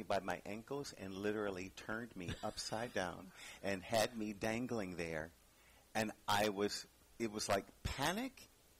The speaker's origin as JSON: {"language": "English", "town": "River Rouge", "region": "Michigan", "country": "United States", "tie": "born or raised there", "said": "I was born in a little town called River Rouge, Michigan. It's near Detroit."}